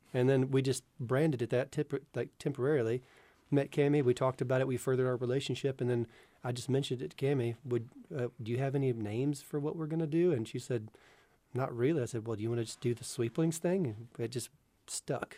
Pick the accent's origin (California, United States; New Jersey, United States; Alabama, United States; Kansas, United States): Alabama, United States; North; I grew up in the North Alabama area